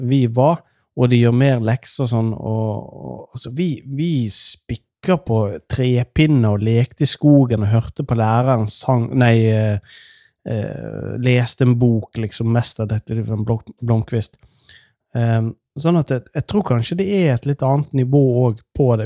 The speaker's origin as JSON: {"language": "Norwegian", "area": "Nordfjord", "region": "Vestland", "country": "Norway", "said": "I Nordfjord, der jeg kommer fra"}